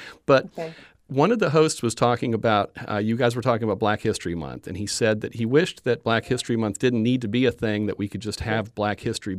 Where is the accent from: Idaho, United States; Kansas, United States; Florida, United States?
Florida, United States; I grew up in Florida.